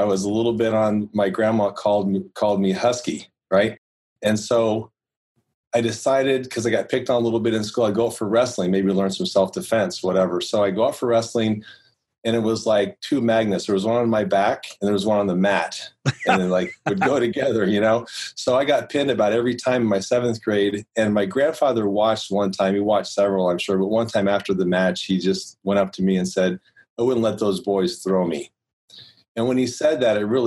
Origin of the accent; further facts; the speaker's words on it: Guthrie Center, Iowa, United States; also born or lived in Des Moines, Iowa; I went back to my hometown